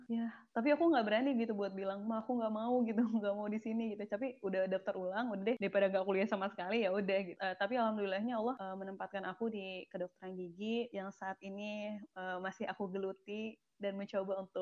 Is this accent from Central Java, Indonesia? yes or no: no; Banten, Indonesia; mereka tuh kira aku tuh orang asli Palembang atau atau oh. aku tuh orang Sumatera gitu bukan aku tuh orang uh, Banten atau orang